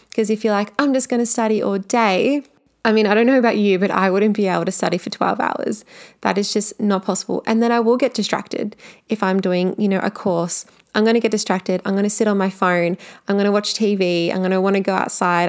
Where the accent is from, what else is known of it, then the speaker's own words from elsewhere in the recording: Melbourne, Victoria, Australia; I am from Melbourne